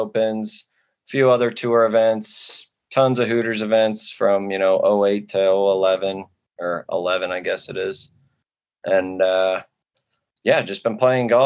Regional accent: Chicago, Illinois, United States; I'm from Chicago area, born and raised

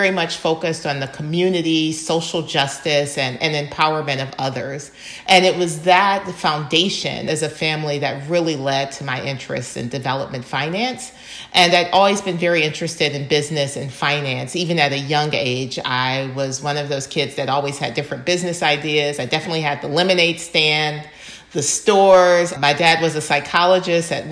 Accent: Ann Arbor, Michigan, United States; I am originally from Michigan, Ann Arbor, Michigan, and I'd always been interested in the world much broader than where I lived or where I grew up. And part of it is being raised in such a, a diverse community. Ann Arbor is a college town

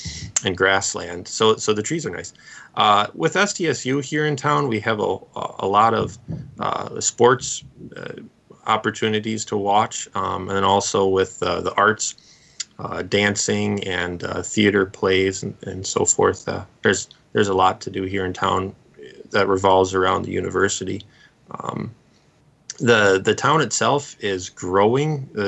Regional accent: Sheboygan County, Wisconsin, United States; moved away as an adult; also born or lived in St. Louis, Missouri / Bemidji, Minnesota; now in Brookings, United States; So I was born and raised in Sheboygan County, Wisconsin

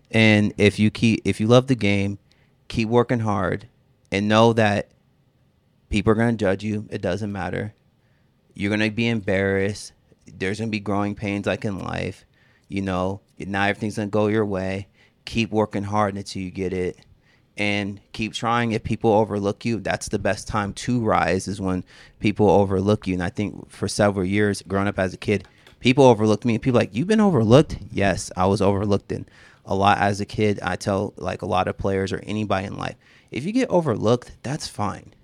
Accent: Seattle, Washington, United States; I'm from Seattle

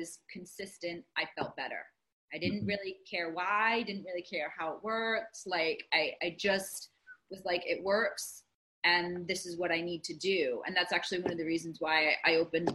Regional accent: Rhode Island, United States; moved away as an adult; also born or lived in Baltimore; now in New Jersey, United States; I grew up in Rhode Island and where Marianne is

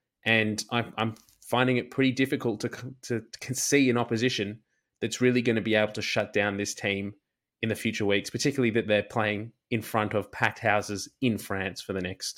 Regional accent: Australia; It would make me as an Australian fan feel just that little bit better that the Wallabies didn't go very far in the tournament

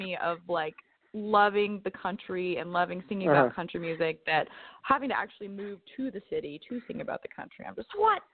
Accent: Southwest Missouri, United States; I grew up in Southwest Missouri

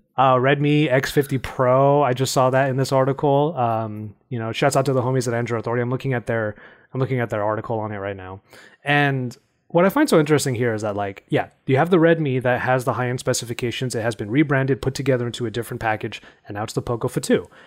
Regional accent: California, United States; my home state, which is California.

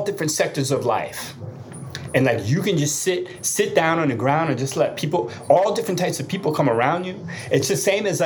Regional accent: New Jersey, United States; I'm still from Jersey. I still got that street in me

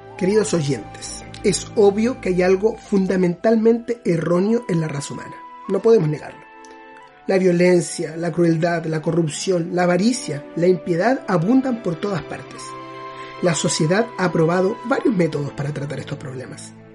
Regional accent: Chile; Yo soy de Chile, originario.

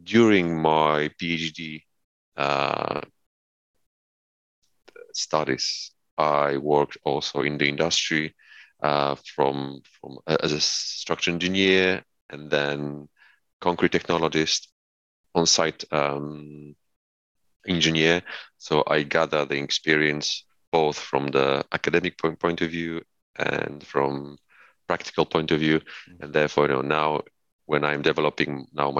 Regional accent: Poland; moved away; I'm from Poland. When I was in primary school

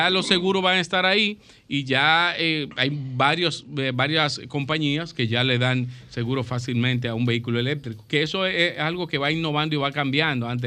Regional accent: Santiago de los Caballeros, Santiago, Dominican Republic; yo soy del campo

